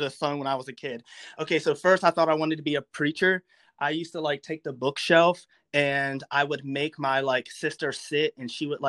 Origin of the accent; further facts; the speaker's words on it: Maryland, United States; moved away as an adult; also born or lived in North Carolina; now in Lynchburg, United States; I grew up in Maryland.